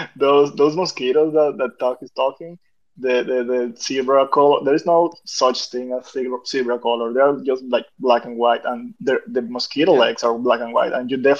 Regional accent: Venezuela; I am from a tropical country. I'm from Venezuela.

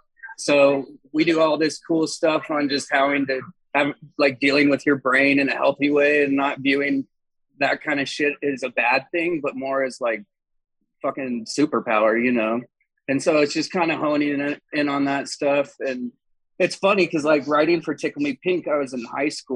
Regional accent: Colorado, United States; I am from Colorado

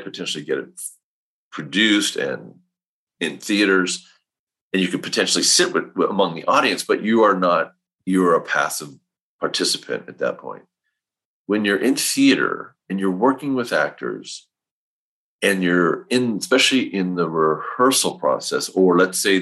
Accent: Northern California, United States; I grew up in Northern California in a small little town, of like 4,000 people

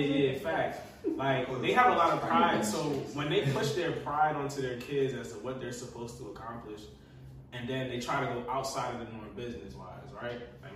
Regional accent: Jamaica; I'm Jamaican

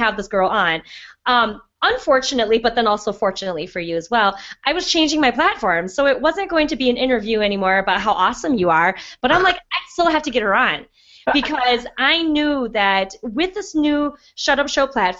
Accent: Midwest, United States; also born or lived in Wisconsin; We're both Midwest girls

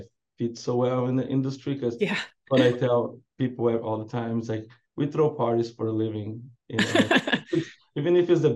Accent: South Brazil, Brazil; moved away as an adult; now in San Diego, United States; I'm from Brazil. I'm from South Brazil

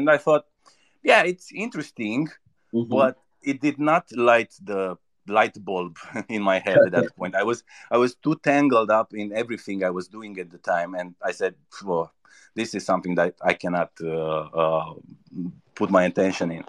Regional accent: Romania; I'm from Romania

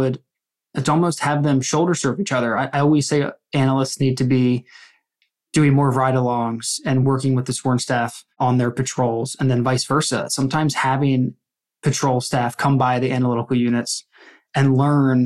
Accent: Philadelphia, Pennsylvania, United States; I'm from the Philadelphia area

